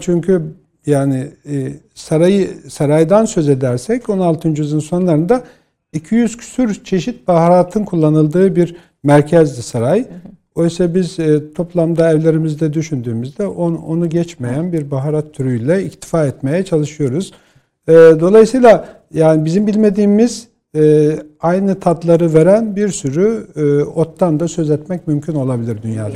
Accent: Bolu, Bolu Province, Turkey; born or raised there

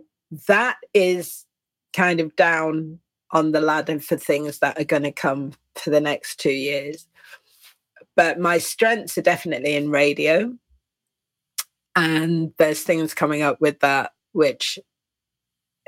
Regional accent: England, United Kingdom; I'm English

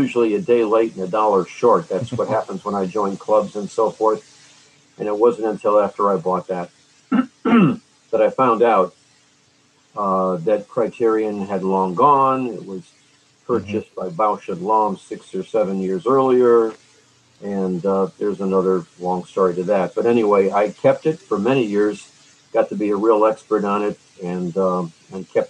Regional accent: Cleveland, Ohio, United States; Cleveland in 1966, my hometown

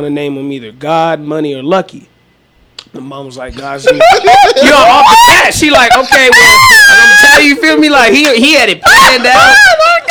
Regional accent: Albuquerque, New Mexico, United States; I'm from Albuquerque, New Mexico, man. I was on the west side.

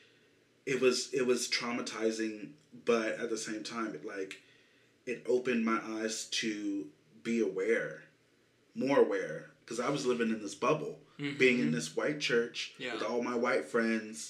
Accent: Kansas City, Missouri, United States; I'm from Kansas City

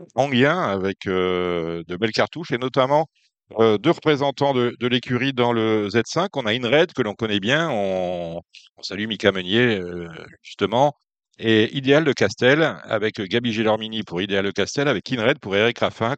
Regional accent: La Capelle, Hauts-de-France, France; je suis du Nord, et vous, vous êtes une famille du Nord aussi. J'ai grandi à la Capelle

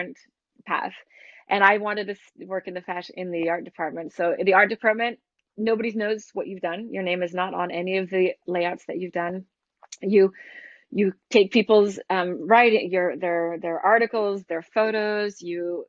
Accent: Boston, Massachusetts, United States; moved away as an adult; also born or lived in San Francisco, California / Milan / Casablanca / Vancouver; now in Paris, France; that's where I'm from

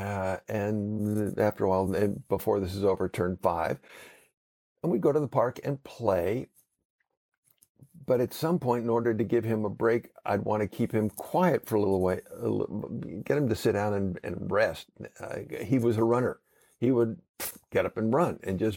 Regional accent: Southern California, United States; growing up in Southern California

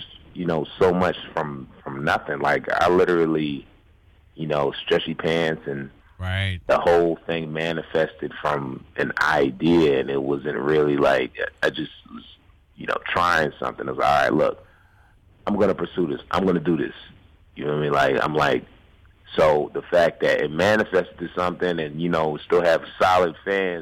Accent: New York City, New York, United States; growing up in New York, you know what I'm saying, originally from New York.

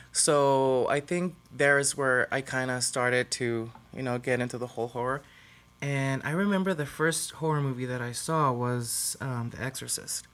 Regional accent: Tijuana, Baja California, Mexico; I was born and raised in Tijuana, so I'm full-on Mexican.

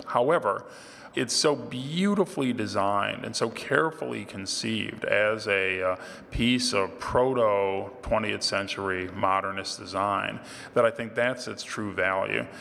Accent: Ohio, United States; my home state of Ohio

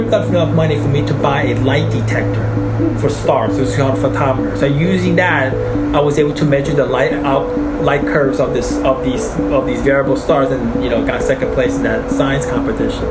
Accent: New York City, New York, United States; English is a second language; moved away; also born or lived in Taiwan / Sarasota, Florida; I'm from New York City

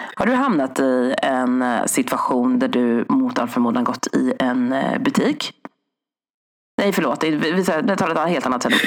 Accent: Sweden; min mamma och pappa flyttade hit 1979.

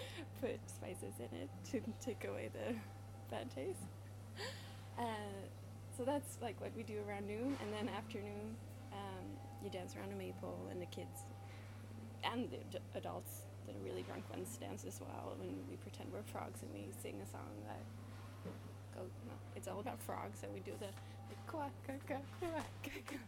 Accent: Sweden; first language Swedish; English is a second language; now in Paris, France; Because English is my second language and French is my third.

